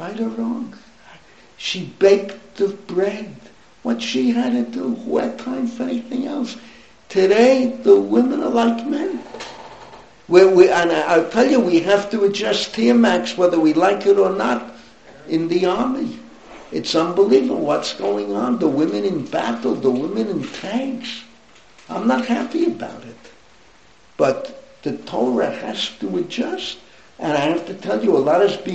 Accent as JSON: {"language": "English", "region": "New York", "country": "United States", "tie": "born or raised there", "also_born_or_lived": "Philadelphia", "moved": "as an adult", "lives_now": "Jerusalem, Israel", "said": "I grew up in the Bronx"}